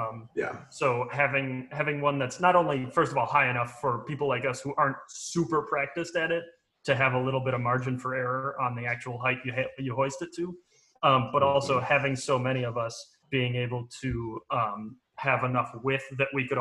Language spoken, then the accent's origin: English; Johnsburg, United States; growing up in Johnsburg